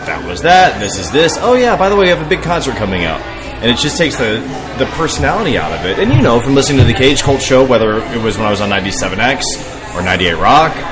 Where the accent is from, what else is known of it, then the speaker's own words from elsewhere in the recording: West Palm Beach, Florida, United States; now in Tampa, United States; I'm from South Florida, from West Palm Beach